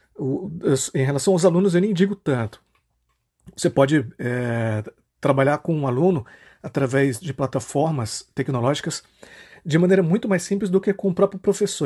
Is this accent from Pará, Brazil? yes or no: yes; Marabá, Pará, Brazil; sou nascido aqui em Marabá, é, passei toda a minha vida por aqui